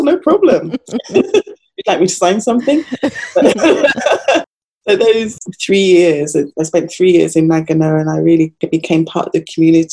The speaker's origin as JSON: {"language": "English", "town": "Nottingham", "region": "East Midlands", "country": "United Kingdom", "tie": "born or raised there", "also_born_or_lived": "Sheffield", "moved": "as an adult", "lives_now": "Japan", "said": "I'm originally from England. I grew up in the middle of England in Nottingham and went to university in Sheffield."}